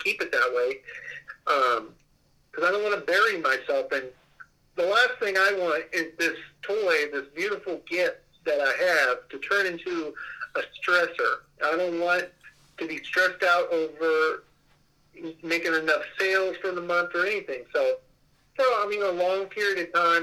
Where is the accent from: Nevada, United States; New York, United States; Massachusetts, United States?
Nevada, United States; Las Vegas; I'm from Las Vegas